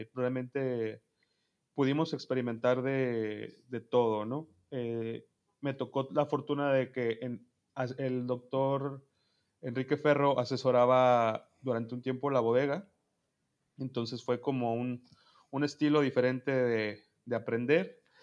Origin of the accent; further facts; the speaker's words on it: Toluca, State of Mexico, Mexico; yo soy de Toluca, Estado de México